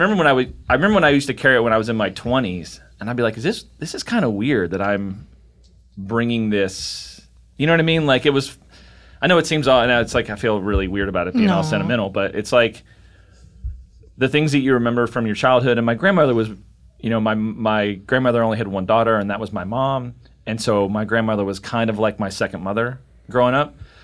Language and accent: English; Kentucky, United States; I'm from Kentucky, and one of the big things from the area that I'm from